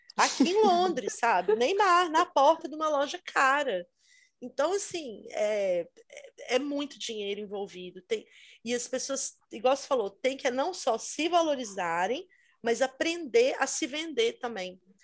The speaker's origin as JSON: {"language": "Portuguese", "country": "Brazil", "moved": "yes", "lives_now": "England, United Kingdom", "said": "aqui na Inglaterra, muitas pessoas, ah, de onde você é? E quando eu falo Brasil"}